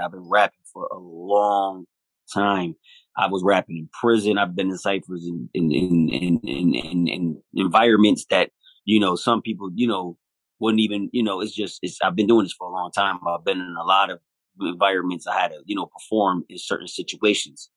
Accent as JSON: {"language": "English", "town": "Buffalo", "region": "New York", "country": "United States", "said": "We're from Buffalo"}